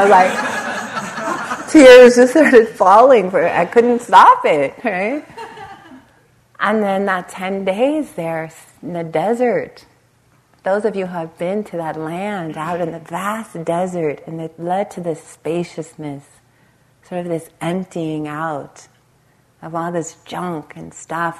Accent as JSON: {"language": "English", "town": "Los Angeles", "region": "California", "country": "United States", "tie": "born or raised there", "said": "I grew up in the Los Angeles area, right on the Compton Long Beach border"}